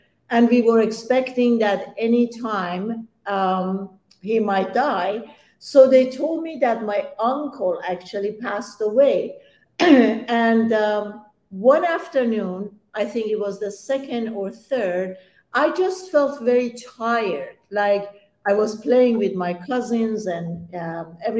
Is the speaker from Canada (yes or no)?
no; Iran; English is a second language; moved away; I'm Persian, and I was born in Iran